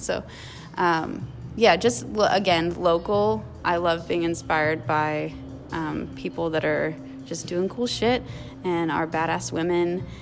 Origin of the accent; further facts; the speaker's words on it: Blue Springs, Missouri, United States; I grew up in Blue Springs